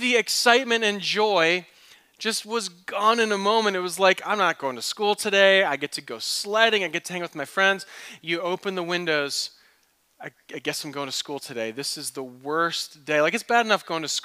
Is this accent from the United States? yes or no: yes; East Coast, United States; also born or lived in Michigan; now in Phoenix, United States; I grew up on the East Coast.